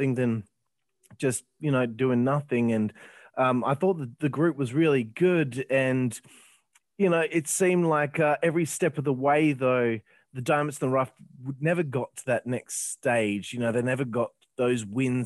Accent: Australia; I'm from Australia

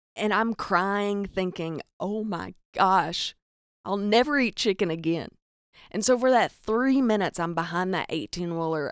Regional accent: the South, United States; accent: Southern; I'm from the South. If you're listening to this, you're probably like, "Duh, I hear the cornbread in your accent

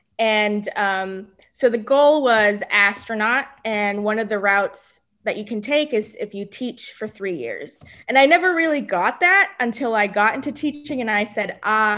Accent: Edinburg, Texas, United States; Yes, Edinburgh.

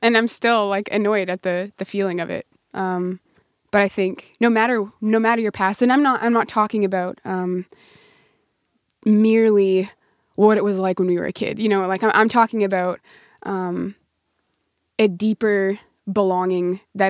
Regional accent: Prince Albert, Saskatchewan, Canada; I grew up in near Prince Albert, Saskatchewan.

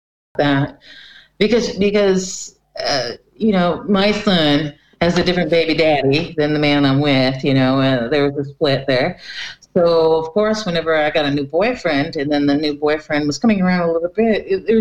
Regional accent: Cocoa Beach, Florida, United States; now in Norway; I'm actually from Cocoa Beach.

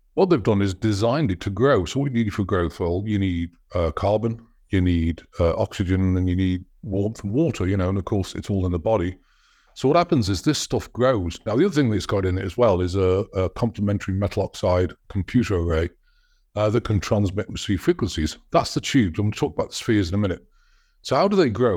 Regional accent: United States; I'm an American citizen

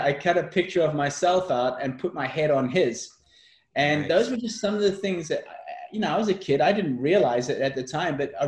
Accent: South Africa; I was brought up in South Africa

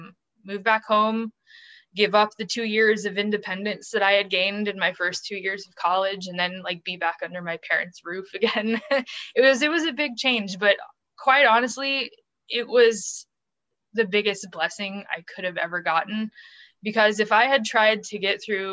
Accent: St. Louis, Missouri, United States; born or raised there; also born or lived in Springfield, Missouri

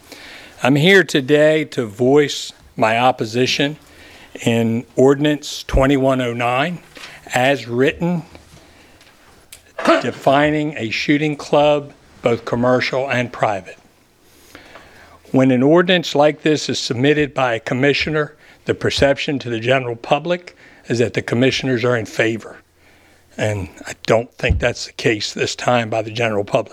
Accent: Ingleside, Maryland, United States; I was born in Queen Anne's County in Ingleside and was a lifetime resident on a very large farm on the north end of the county.

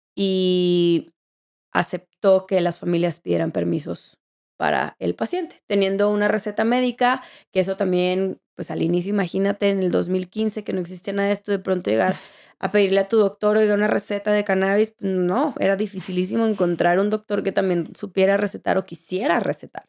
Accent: Mexico; moved away; also born or lived in Colorado; tengo que regresar a mi país

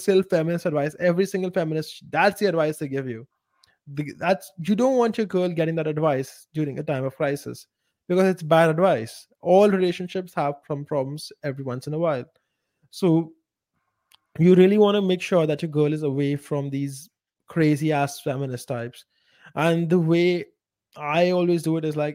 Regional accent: India; moved away; a small village in India, in my hometown, and that entire place, my entire culture is extremely conservative, even by Indian standards

